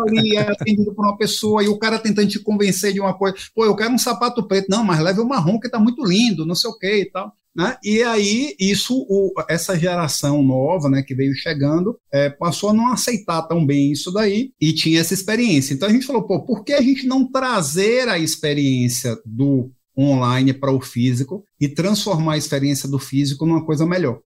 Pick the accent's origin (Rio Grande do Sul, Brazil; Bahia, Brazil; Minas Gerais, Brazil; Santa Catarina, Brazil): Bahia, Brazil; como um bom baiano